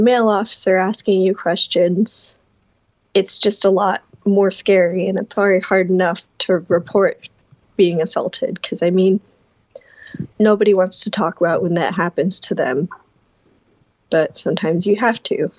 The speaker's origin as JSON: {"language": "English", "town": "Omaha", "region": "Nebraska", "country": "United States", "moved": "as an adult", "lives_now": "Wayne, United States", "said": "I am originally from Omaha, but I currently go to school in Wayne"}